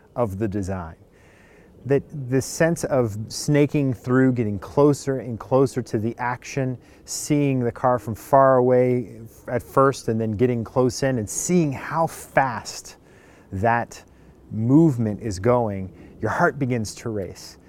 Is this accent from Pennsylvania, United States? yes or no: no; California, United States; I grew up in California